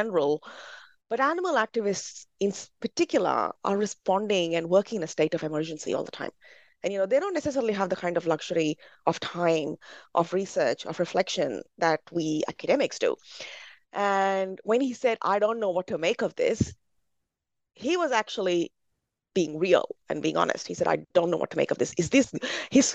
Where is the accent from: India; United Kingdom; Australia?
India; as a Brahmin growing up in India